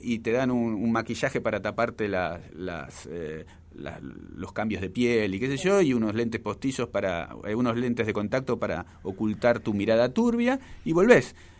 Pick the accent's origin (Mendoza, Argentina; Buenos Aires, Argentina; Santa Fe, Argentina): Buenos Aires, Argentina; el barrio, es el barrio donde yo nací, es el barrio que más quiero de la capital federal